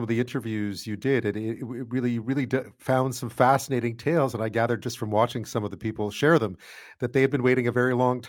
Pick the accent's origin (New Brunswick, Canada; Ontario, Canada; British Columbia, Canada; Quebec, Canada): Quebec, Canada; Montreal; I grew up in Montreal.